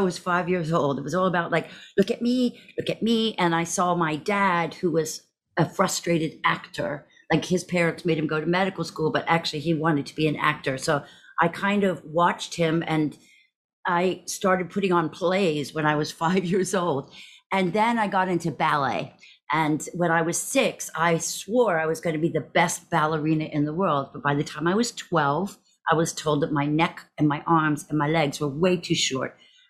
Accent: Texas, United States; born there; So I was born in Texas to a Scottish psychiatrist and a Southern Texas sort of socialite.

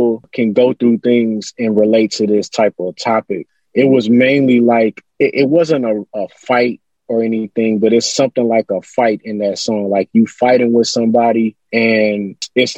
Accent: Houston, Texas, United States; I'm from Houston, so I grew up on, I'm always shout out the whole H-Town

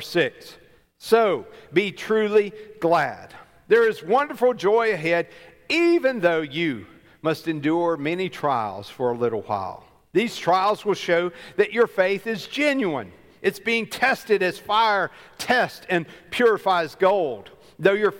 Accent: Alabama, United States; I grew up in Alabama

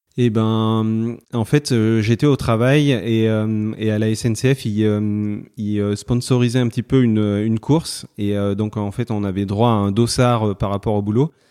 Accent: Valence, Auvergne-Rhône-Alpes, France; je suis né à Valence dans la Drôme et euh, bah, j'habite dans la Drôme, je suis toujours, euh, toujours resté dans la Drôme

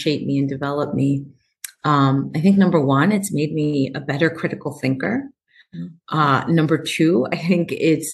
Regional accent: New York City, New York, United States; moved away as an adult; also born or lived in California; now in Tacoma, United States; I'm a girl from Queens. My parents are from Ecuador.

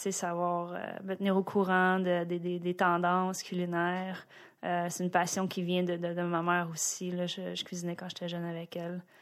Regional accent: Boisbriand, Quebec, Canada; also born or lived in Greenfield Park, Quebec; je suis née à Greenfield Park. Greenfield Park. Ouais. J'aime ça. Puis euh, en fait, on a déménagé sur la rive nord à Boisbriand. Je suis très très fière de venir de Boisbriand.

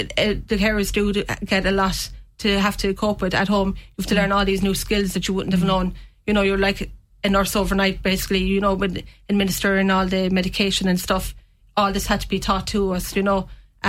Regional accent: Castletroy, Munster, Ireland; Castle Triview originally.

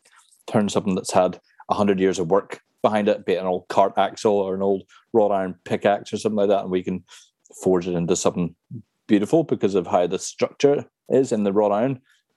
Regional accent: Cork, County Cork, Ireland; also born or lived in Cornwall; I was about six or seven. And we lived in Blackrock at the time in Cork.

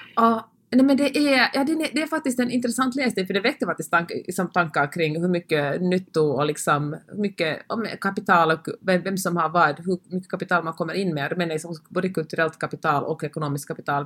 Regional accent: Finland; jag talar svenska och kommer från Finland

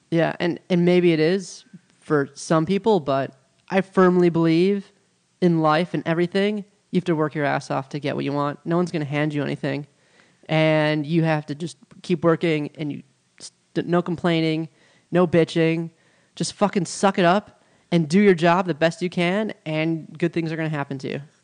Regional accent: Milwaukee, Wisconsin, United States; moved away as an adult; now in Los Angeles, United States; I'm from Milwaukee, Wisconsin, home of the Packers

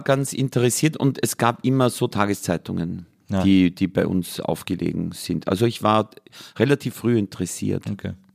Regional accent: Mühlviertel / Danube valley, Upper Austria, Austria; Und ich bin an der Grenze von drei Vierteln aufgewachsen, nämlich Waldviertel, Mostviertel und Mühlviertel

